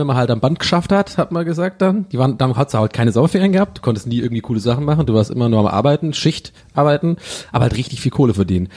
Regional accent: Tübingen, Baden-Württemberg, Germany; bei uns gab es immer ähm, in Tübingen und der ganzen Umgebung

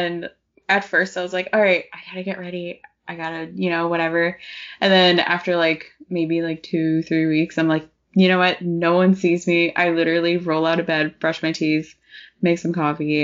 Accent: Winnipeg, Manitoba, Canada; I'm from Winnipeg, which is like very small

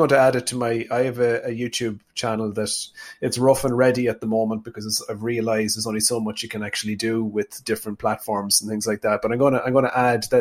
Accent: Tubbercurry, Connacht, Ireland; I'm from Sligo. I grew up on a small farm in a place called Chaffpool near Tubbercurry in South Sligo

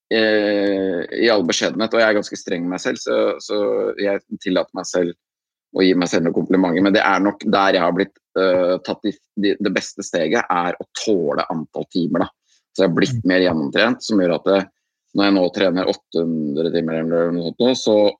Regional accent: Andebu, Vestfold, Norway; moved away; akkurat nå er jeg en liten tur hjemme i Andebu, på gården til eh, foreldrene mine. Her som jeg er vokst opp, da.

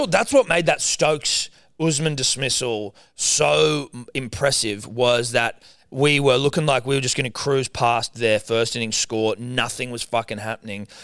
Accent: Australia; I'm Australian

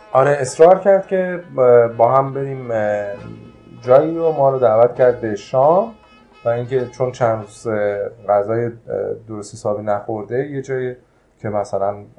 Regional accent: Iran; ما ایرانی هستیم

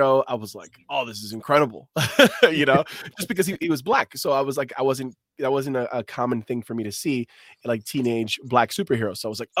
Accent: New York, United States; So like, being a New Yorker, there's so much media that has New York as its centerpiece, right?

